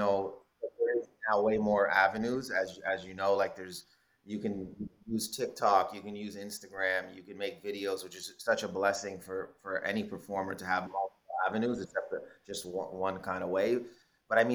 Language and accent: English; Windsor, Ontario, Canada; moved away as an adult; also born or lived in Toronto, Canada; now in United States; I'm from Windsor, Ontario originally, but I claim, like, I mean, both, like, Windsor is my home